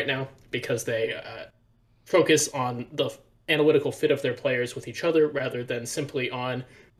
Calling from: Dallas, Texas, United States; I'm also calling from Dallas, Texas.

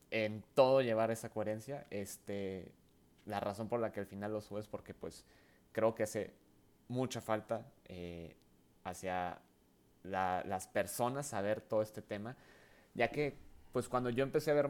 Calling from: Saltillo, Coahuila, Mexico; no, pues aquí andamos desde Saltillo, ¿eh? este, aquí grabando, aunque pues no estamos eh, pues allá en Ciudad de México, pero pues aquí echándole ganas aquí eh, desde Saltillo.

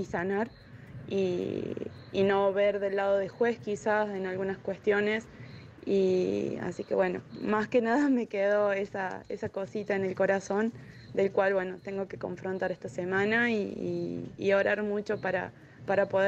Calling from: Costa Rica; un saludo, Marce y … de Costa Rica.

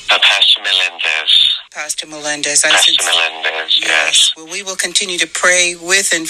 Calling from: Chesapeake, Virginia, United States; I'm calling from Chesapeake, Virginia.

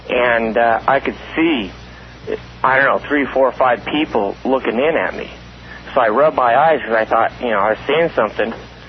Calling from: Las Vegas, Nevada, United States; And I'm coming from Vegas. I used to live out there in Pahrump

